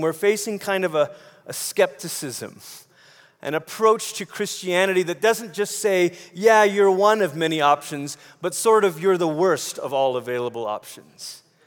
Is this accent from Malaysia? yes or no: yes; Malaysia; moved away; I grew up in Malaysia